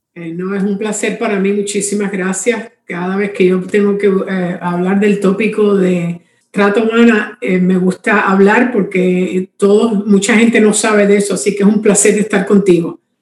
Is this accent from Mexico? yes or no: no; Cuba; now in Miami, United States; yo vivo en Miami, Florida, soy cubana, pero he estado en Miami por muchos años